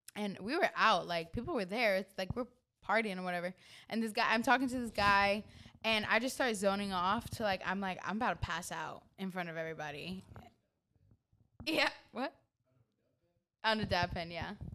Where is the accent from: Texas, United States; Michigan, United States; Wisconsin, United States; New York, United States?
New York, United States; I'm from New York